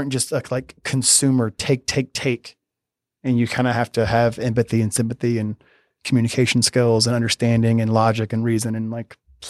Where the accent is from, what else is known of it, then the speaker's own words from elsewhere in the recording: Georgia, United States; I'm a Southerner from Georgia.